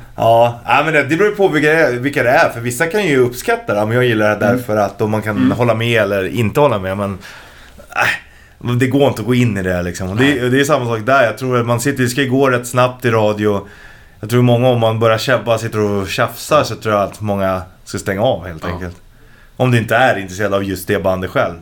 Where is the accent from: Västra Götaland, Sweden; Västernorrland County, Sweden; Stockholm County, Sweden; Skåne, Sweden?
Stockholm County, Sweden; Stockholm; där jag växte upp, och det är ju sö söder om Söder